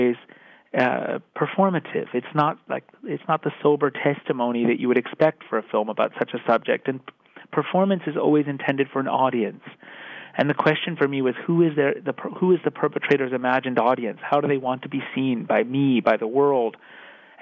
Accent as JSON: {"language": "English", "country": "United States", "said": "I'm American"}